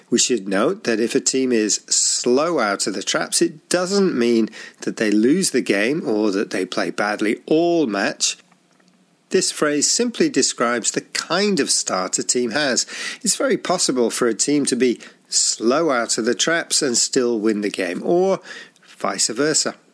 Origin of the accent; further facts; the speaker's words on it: Zaragoza, Aragon, Spain; English is a second language; I'm from Zaragoza and I'm a Real Zaragoza supporter